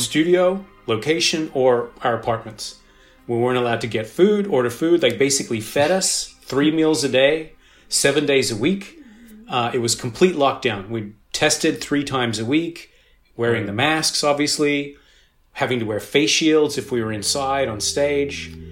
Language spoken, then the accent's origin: English; Sydney, New South Wales, Australia; moved away; also born or lived in Los Angeles; I actually grew up in Sydney, Australia. Um, mm. I was born in Los Angeles, but I moved there when I was five, and I uh, lived there with my family for about 13 years